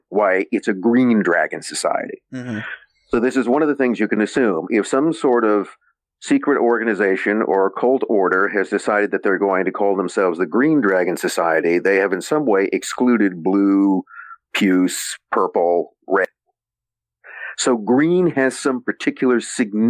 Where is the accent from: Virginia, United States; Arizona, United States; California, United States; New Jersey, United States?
California, United States; San Joaquin Valley; I'm from the San Joaquin Valley, so I'm from further south than there